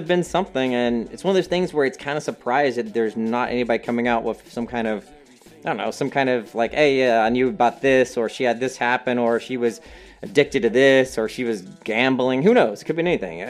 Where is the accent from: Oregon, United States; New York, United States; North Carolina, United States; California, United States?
North Carolina, United States; I am from North Carolina